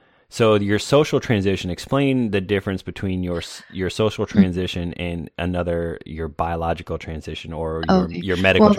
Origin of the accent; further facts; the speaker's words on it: Florida, United States; also born or lived in North Carolina / California / Okinawa / Illinois; now in Atlanta, United States; I was in the military, and I'm originally from Florida, but I've lived in North Carolina, California. I lived overseas in Okinawa.